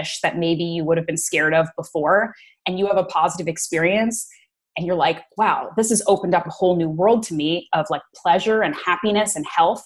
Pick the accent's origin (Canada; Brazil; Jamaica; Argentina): Canada; East Coast of Canada, Atlantic Canada; moved away as an adult; also born or lived in Bermuda / New York; I grew up in the East Coast of Canada